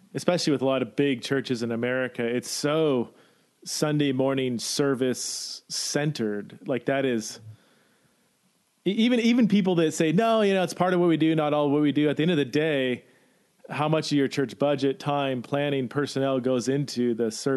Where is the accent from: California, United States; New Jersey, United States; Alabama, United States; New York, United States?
California, United States; now in Boise, United States; I'm from California